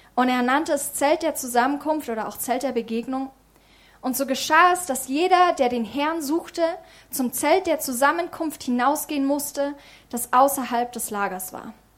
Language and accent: German; Germany; in unserem Land